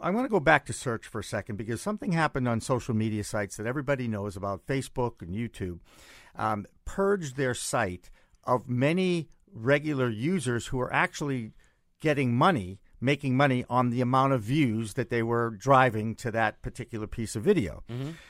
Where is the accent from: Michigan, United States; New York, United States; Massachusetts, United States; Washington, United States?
Massachusetts, United States; my home state